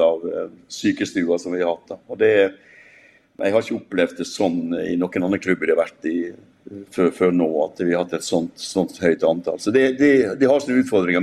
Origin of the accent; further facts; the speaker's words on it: Molde, Møre og Romsdal, Norway; moved away; jeg skal til hjembyen min